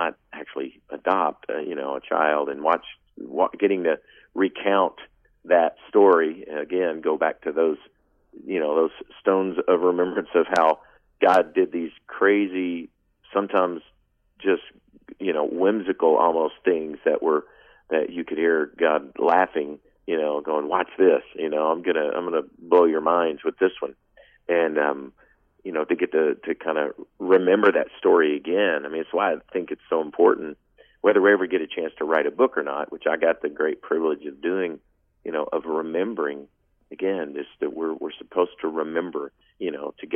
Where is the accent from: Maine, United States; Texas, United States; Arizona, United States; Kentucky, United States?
Kentucky, United States; Paducah; a kid growing up in Paducah, Kentucky